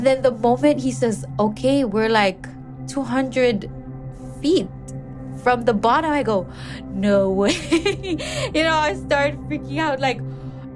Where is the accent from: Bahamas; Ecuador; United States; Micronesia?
Micronesia; Pohnpei; I was born in Pohnpei